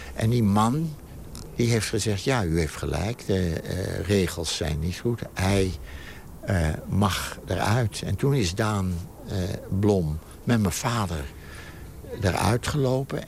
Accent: Amsterdam, North Holland, Netherlands; de straat waar ik geboren ben, namelijk de Rompot

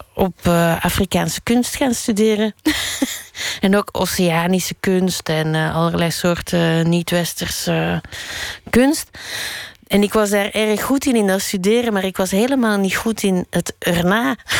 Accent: Brussels, Brussels-Capital Region, Belgium; also born or lived in Berlin / Spain / Molenbeek; Frans, want ik ben in Brussel opgegroeid

